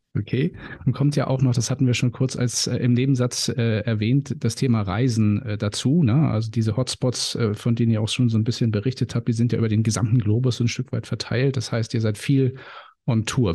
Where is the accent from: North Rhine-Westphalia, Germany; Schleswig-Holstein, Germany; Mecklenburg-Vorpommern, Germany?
Schleswig-Holstein, Germany; Timmendorfer Strand; Also ich kenne es in Timmendorfer Strand, wie gesagt, meine Heimat